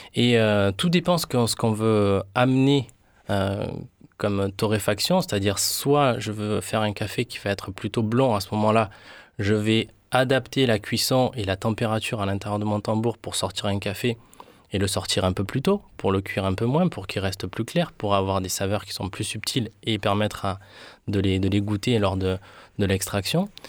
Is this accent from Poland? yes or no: no; Colombia; now in France; chez moi, là où je suis né, en Colombie.